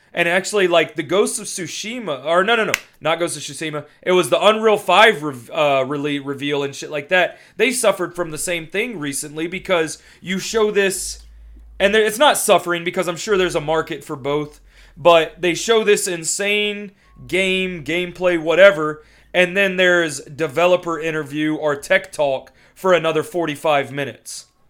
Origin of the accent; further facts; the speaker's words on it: Louisiana, United States; I was raised in Louisiana